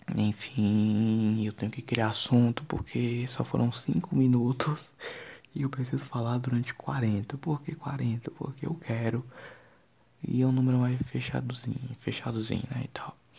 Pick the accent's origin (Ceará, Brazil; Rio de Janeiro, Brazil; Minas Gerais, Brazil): Ceará, Brazil; accent: cearense; Eu sou do Ceará e tipo assim, 50% das coisas que eu falo é cearense